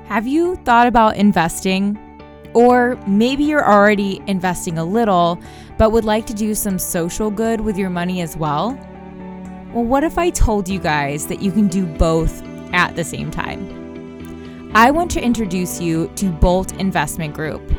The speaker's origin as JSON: {"language": "English", "region": "Oklahoma", "country": "United States", "said": "I'm from Oklahoma where we're notorious for tornadoes"}